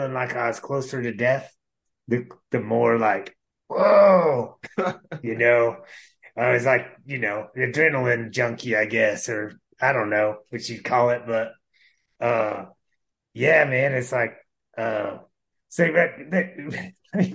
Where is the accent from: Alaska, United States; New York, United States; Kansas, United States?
Kansas, United States; Parsons; I'm from Parsons, Kansas, Southeast Kansas